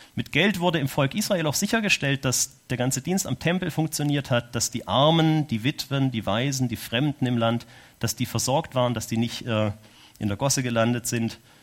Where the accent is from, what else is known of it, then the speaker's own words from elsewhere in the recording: Germany; moved away as an adult; now in Switzerland; Weil ich Deutscher bin